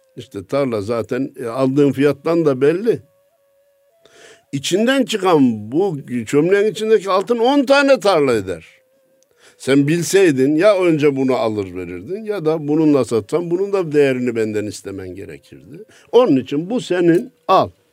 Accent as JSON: {"language": "Turkish", "region": "Kayseri Province", "country": "Turkey", "tie": "born or raised there", "said": "memleketim Kayseri'de"}